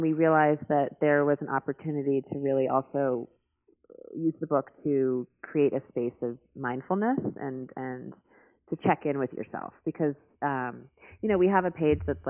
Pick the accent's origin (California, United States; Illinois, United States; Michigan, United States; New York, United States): New York, United States; New York City; I grew up in New York City